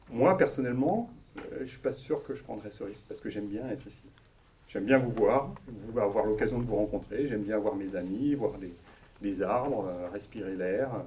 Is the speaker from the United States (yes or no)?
no; Poitiers, Nouvelle-Aquitaine, France; je suis né, euh, je, suis né à, Poitiers, j'ai vécu à Poitiers, je suis dans le Poitou-Charentes, je suis français, voilà.